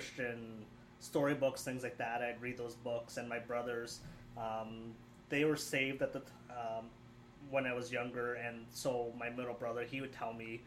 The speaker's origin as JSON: {"language": "English", "town": "Kitchener", "region": "Ontario", "country": "Canada", "tie": "born or raised there", "said": "So I grew up in Kitchener, Ontario. Lived there my whole life until I headed to Bible college in 2005"}